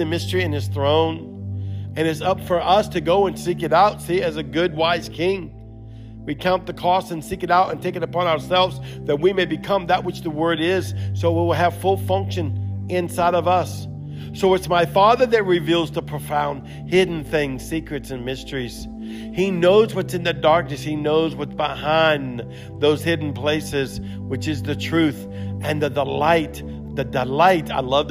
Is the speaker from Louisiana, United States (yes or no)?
yes; Louisiana, United States; accent: broken Cajun Creole English; first language English; I'm from America